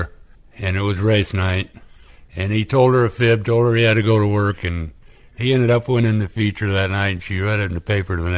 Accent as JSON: {"language": "English", "area": "Hamilton County", "region": "Iowa", "country": "United States", "tie": "born or raised there", "said": "I grew up in Hamilton County"}